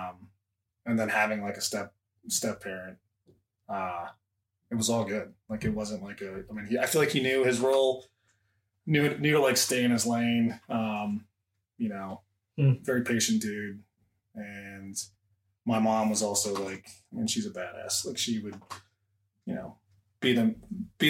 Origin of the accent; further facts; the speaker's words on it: Fuquay-Varina, North Carolina, United States; moved away as an adult; also born or lived in Arizona; now in Ohio, United States; Born in Arizona, raised in North Carolina in a little town called Fuquay Varina